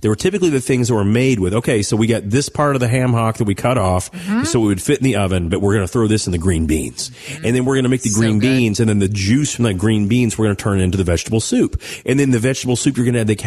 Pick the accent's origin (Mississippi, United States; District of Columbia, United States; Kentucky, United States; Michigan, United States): Kentucky, United States; Owensboro; I'm from Western Kentucky, Owensboro. Everything's humble beginnings there